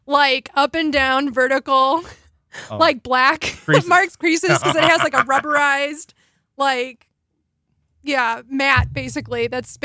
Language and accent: English; Chicago, Illinois, United States; moved away; also born or lived in Yellow Springs, Ohio; I grew up in the Chicago area